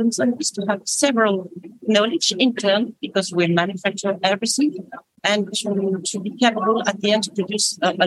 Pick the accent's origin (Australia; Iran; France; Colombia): France; I'm French.